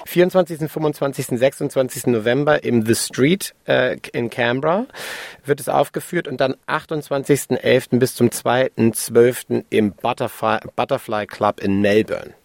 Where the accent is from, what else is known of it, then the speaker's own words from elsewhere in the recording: Hamburg, Germany; ich bin Hamburger Jung